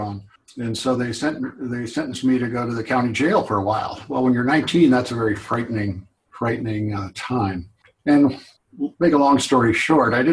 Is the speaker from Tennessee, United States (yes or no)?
no; Lancaster, California, United States; my wife and I'm from Lancaster. She was from the Bay Area. We moved back to Lancaster